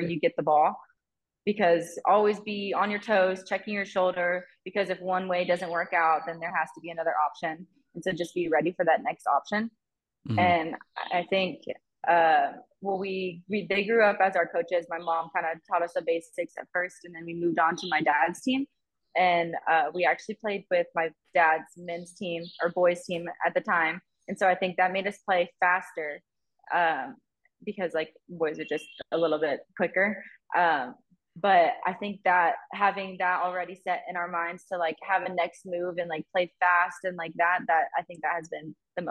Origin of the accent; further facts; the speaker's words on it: Niceville, Florida, United States; moved away as an adult; also born or lived in Tulsa, Oklahoma; now in Guadalajara, Mexico; We grew up in Niceville, Florida